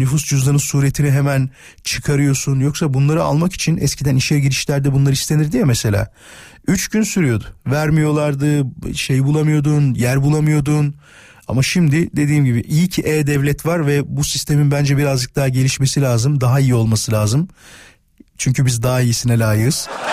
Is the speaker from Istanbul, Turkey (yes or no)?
no; İzmit, Kocaeli, Turkey; Ben İzmitliyim biliyorsunuz ve Körfez'de yaşıyor benim ailem